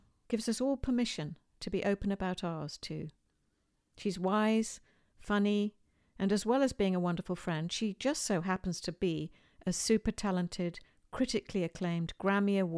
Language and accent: English; United Kingdom; accent: British; my British accent